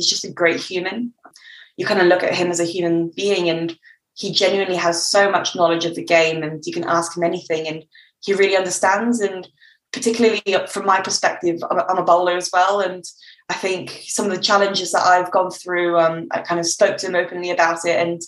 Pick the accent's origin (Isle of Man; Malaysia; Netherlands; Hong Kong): Hong Kong; I'm from Hong Kong and it's a very multicultural city